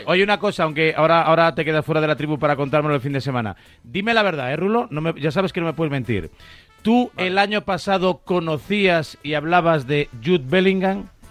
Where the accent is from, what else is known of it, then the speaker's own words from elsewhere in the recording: Pontevedra, Galicia, Spain; yo que me considero de provincia, yo que soy de Pontevedra